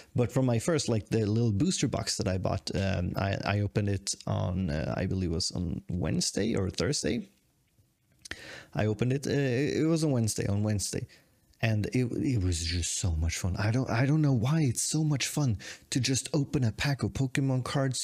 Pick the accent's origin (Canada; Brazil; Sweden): Sweden; moved away as an adult; also born or lived in Tokyo, Japan; I'm the Swedish guy